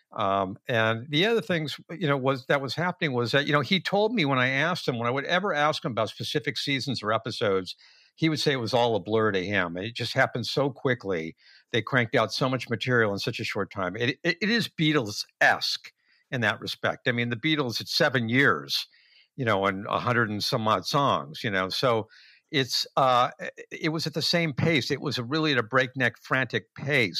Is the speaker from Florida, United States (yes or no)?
no; Los Angeles, California, United States; also born or lived in Westwood, Los Angeles; We moved from West L A, a very small house